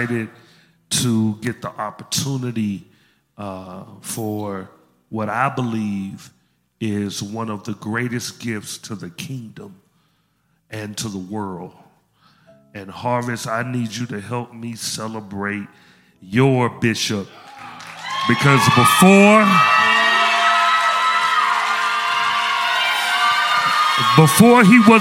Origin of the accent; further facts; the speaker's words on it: Memphis, Tennessee, United States; moved away; I'm from Memphis